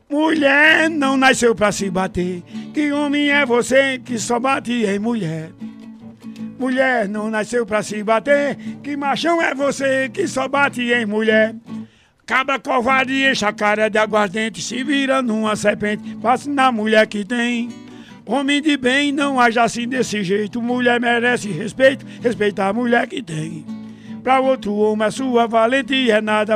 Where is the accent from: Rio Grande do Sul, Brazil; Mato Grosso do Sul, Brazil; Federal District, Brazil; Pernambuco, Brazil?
Pernambuco, Brazil; Caruaru; Matuto do Alto Moura, que eu nasci no Alto Moura